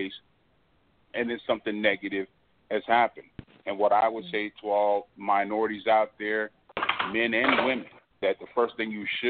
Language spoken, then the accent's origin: English; Los Angeles, California, United States; now in Houston, United States; I'm originally from South Central Los Angeles. I grew up in the era of Chief Daryl Gates